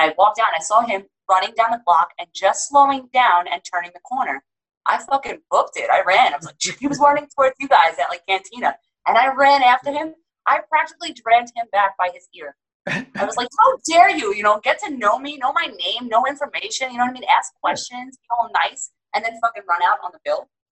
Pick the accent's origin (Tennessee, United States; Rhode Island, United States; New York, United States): New York, United States; moved away; also born or lived in Seattle